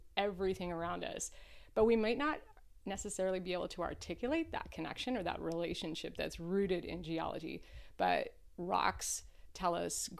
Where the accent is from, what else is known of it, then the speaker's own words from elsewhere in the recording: Nova Scotia, Canada; moved away; I grew up on the East Coast of Canada